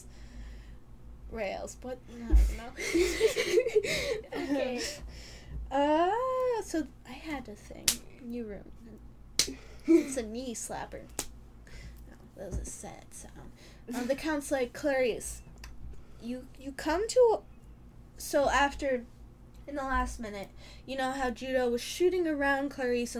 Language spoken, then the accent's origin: English; Chicago, Illinois, United States; We're from Chicago